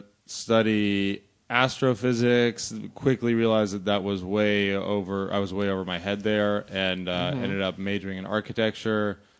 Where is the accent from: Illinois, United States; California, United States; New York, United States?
California, United States; Los Angeles; Born and raised in L.A.